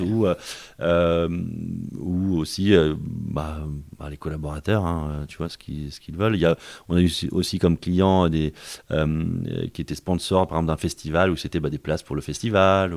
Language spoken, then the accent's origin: French; Paris, Île-de-France, France; moved away as an adult; also born or lived in Rennes; je suis d'origine parisienne. Donc je suis un Parisien, j'ai fait mes, mes, études, on va dire, avant le, avant le bac à Paris.